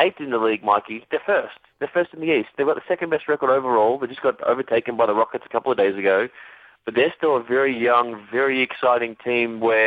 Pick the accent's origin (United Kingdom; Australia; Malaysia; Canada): Australia